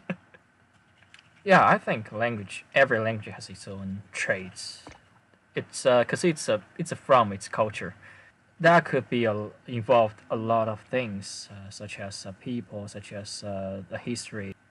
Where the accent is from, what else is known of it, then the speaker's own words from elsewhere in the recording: China; first language Chinese; English is a second language; I'm Chinese.